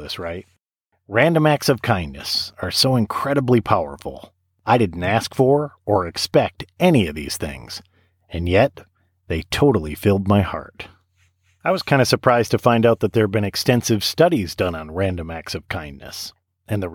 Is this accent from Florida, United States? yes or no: no; Saginaw, Michigan, United States; moved away as an adult; now in Tennessee, United States; my hometown of Saginaw, Michigan. I said something on Facebook about how much I wish I had a couple of Saginaw bricks because my wife and I were both born there